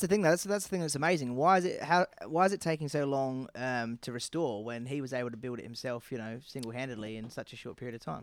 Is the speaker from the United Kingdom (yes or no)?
yes; Northern England, United Kingdom; accent: Northern British